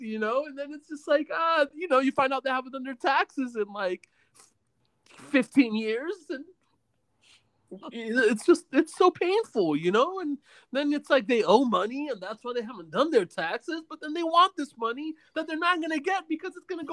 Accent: New York City, New York, United States; born or raised there; first language Spanish; English is a second language

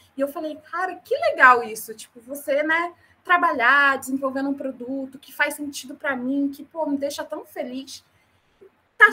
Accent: Rio de Janeiro, Brazil; moved away; also born or lived in North Region, Brazil; Apesar de eu ser carioca, nascida e criada no Rio de Janeiro, eu passei uma temporada da minha vida na região norte

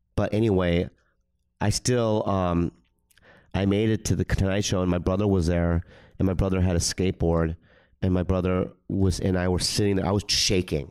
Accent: San Diego, California, United States; also born or lived in Minnesota; I was raised in the suburbs, San Diego

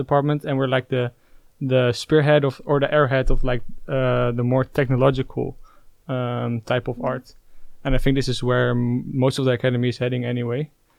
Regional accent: Gouda, South Holland, Netherlands; also born or lived in Leiden; So I'm Dutch. … I come from Gouda.

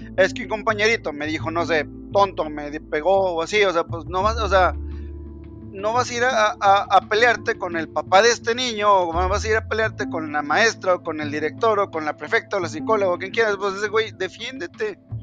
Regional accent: central Mexico, Mexico; tú y yo, que somos mexicanos del centro del país

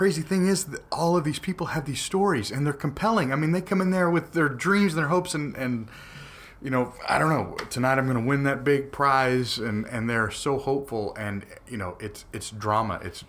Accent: Paris, Île-de-France, France; I'm from Paris, but I met some of the most interesting people in the city of Paris.

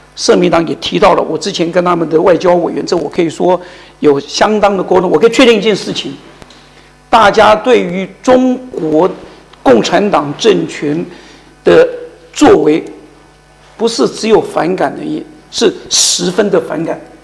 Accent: Taiwan; moved away as an adult; now in Germany; 我是台湾人

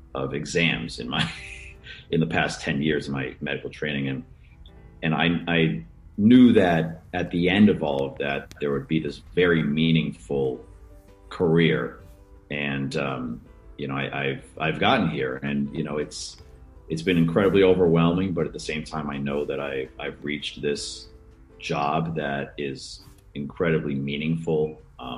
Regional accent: Santa Barbara, California, United States; moved away; also born or lived in Chicago; I grew up in Santa Barbara, California, which is, you know, right on the beach.

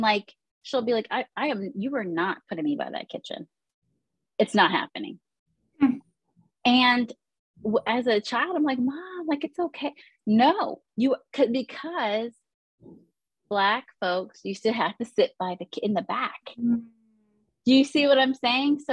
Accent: Woodbridge, Virginia, United States; I grew up in Northern Virginia, Woodbridge, Virginia

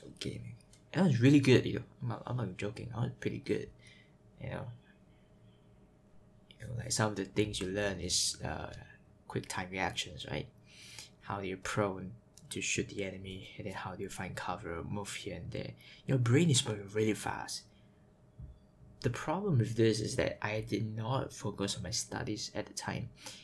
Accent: Singapore; I am from Singapore, Singapore, born here, raised here, in a Chinese family

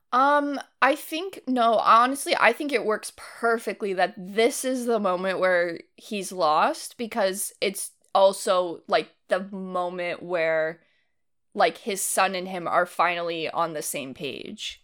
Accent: Livermore, California, United States; where I grew up

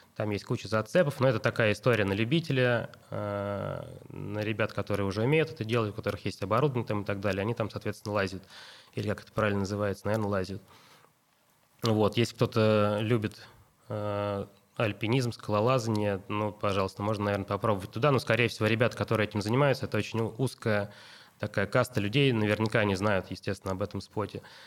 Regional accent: Russia; мы из России

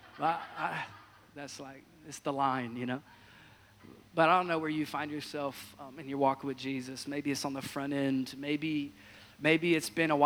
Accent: Washington, United States; I hail from the great state of Washington, born and raised in Washington State

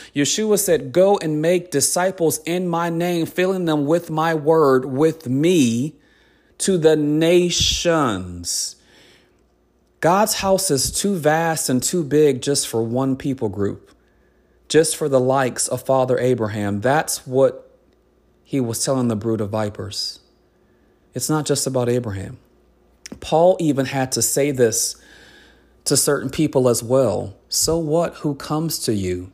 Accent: United States

